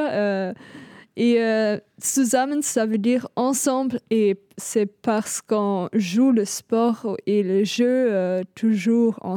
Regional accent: Germany; French is a second language; je suis allemande

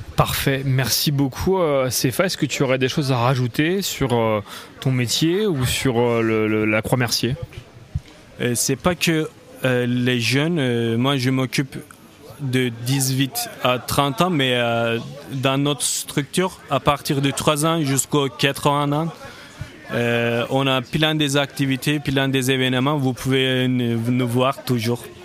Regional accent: Turkey; moved away; je viens de la Turquie, donc c'était hors d'Europe

